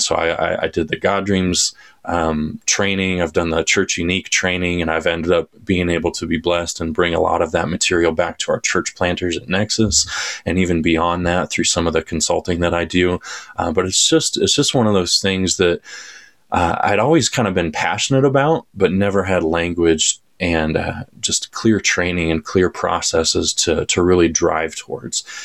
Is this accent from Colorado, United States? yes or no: yes; Colorado, United States; also born or lived in Joplin, Missouri; I was born and raised in Colorado.